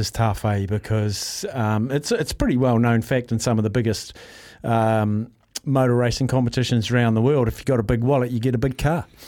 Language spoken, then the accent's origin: English; Palmerston North, Manawatū-Whanganui, New Zealand; moved away; I grew up in Palmy and I spent many a weekend at, um, Manfield.